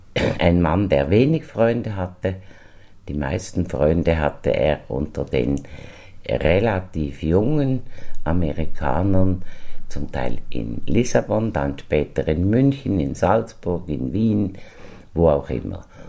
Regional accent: Switzerland; wir sind Juden, wir sind Schweizer

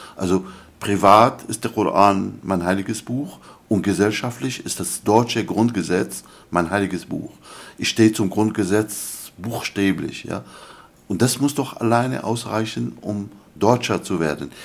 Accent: Damascus, Damascus Governorate, Syria; first language Arabic; German is a second language; also born or lived in Germany; now in United Kingdom; ethnisch bin ich ein, ein, ein Araber aus Damaskus

